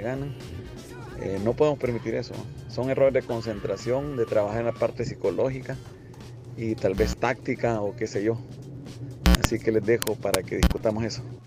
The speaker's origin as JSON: {"language": "Spanish", "country": "El Salvador", "said": "nosotros como salvadoreños"}